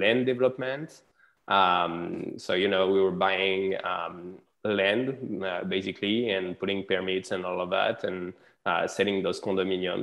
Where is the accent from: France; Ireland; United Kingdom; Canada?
France; English is a second language; moved away as an adult; also born or lived in south of France / Detroit, Michigan; now in United States; I'm born and raised in France